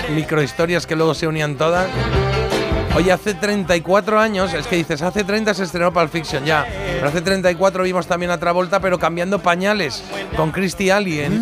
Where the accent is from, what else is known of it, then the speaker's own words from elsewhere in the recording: Spain; como buen español